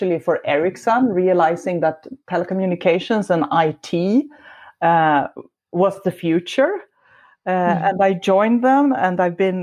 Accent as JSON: {"language": "English", "country": "Sweden", "also_born_or_lived": "Stockholm", "said": "I am from Sweden, as you said. I live in Stockholm, a big city."}